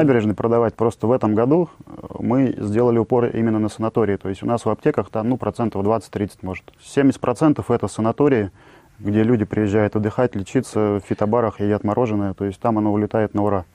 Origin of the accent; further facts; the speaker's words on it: Tomsk, Tomsk Oblast, Russia; moved away as an adult; now in Sochi, Russia; Родился я в Томске. В Томске создал сначала интернет-компании